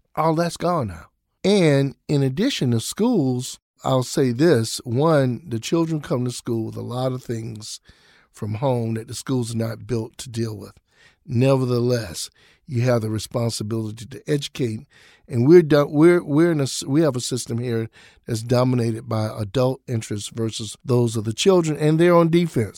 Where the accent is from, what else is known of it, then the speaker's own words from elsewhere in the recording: Jacksonville, Florida, United States; also born or lived in Atlanta, Georgia; now in Minneapolis, United States; my hometown of Jacksonville, Florida